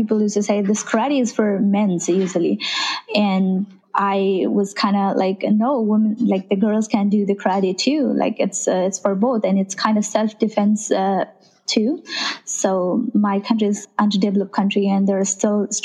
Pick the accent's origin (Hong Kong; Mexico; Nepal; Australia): Nepal; I'm from Nepal, is where you have Mount Everest there